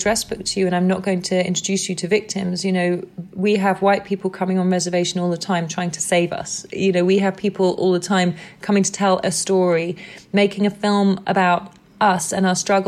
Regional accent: England, United Kingdom; I'm white and I'm from England

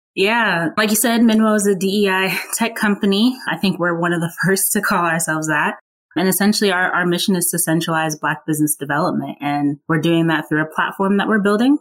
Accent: Burke, Virginia, United States; also born or lived in Atlanta / Woodbridge, Virginia; I grew up in a town called Burke, Burke, Virginia. It's about 20 minutes outside of DC

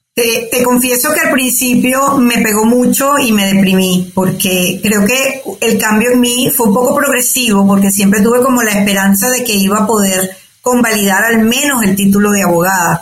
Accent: Caracas, Capital District, Venezuela; moved away as an adult; also born or lived in Altagracia de Orituco, Guárico, Venezuela / Canada / United States; now in Madrid, Spain; nací en Venezuela, en Altagracia de Orituco, que es un pueblo en, el estado Guárico. Eh, me crié en Caracas, que me fui pequeña.

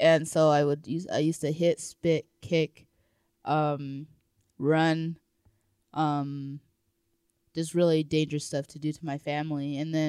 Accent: Colorado Springs, Colorado, United States; born there; I was born in Colorado Springs, I think.

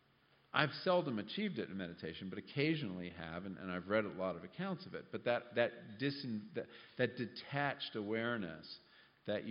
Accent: California, United States; I come from California

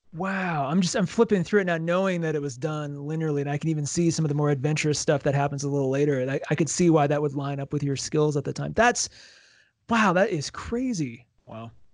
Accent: United States; as an American

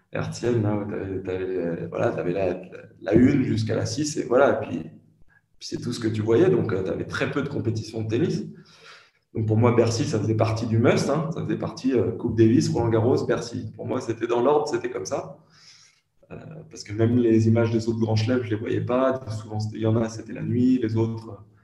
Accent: France; je suis français

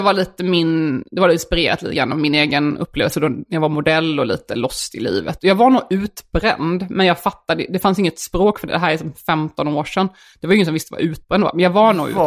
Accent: Värnamo, Jönköping County, Sweden; accent: Småland dialect; moved away; när jag växte upp i Värnamo

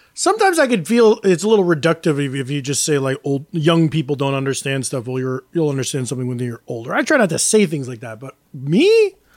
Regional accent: New York, United States; as a New Yorker

